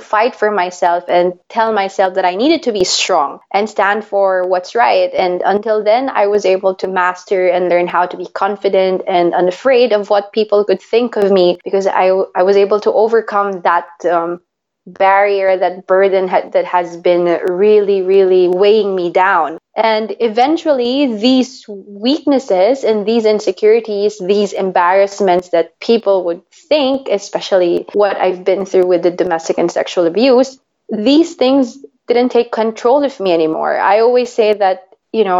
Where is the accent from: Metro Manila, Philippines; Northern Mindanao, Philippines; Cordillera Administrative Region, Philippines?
Metro Manila, Philippines; Manila; now in Switzerland; I was born and raised in Manila, Philippines, and now I am based in Switzerland.